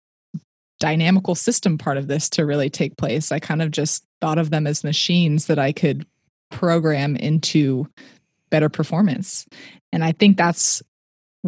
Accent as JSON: {"language": "English", "area": "Silicon Valley", "region": "California", "country": "United States", "tie": "born or raised there", "said": "I grew up in the Silicon Valley"}